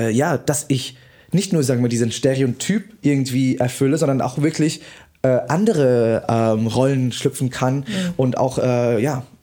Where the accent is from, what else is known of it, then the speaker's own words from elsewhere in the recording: Vietnam; born there; in Betracht gezogen zu werden, für Deutschland anzutreten mhm. als gebürtiger Vietnamese.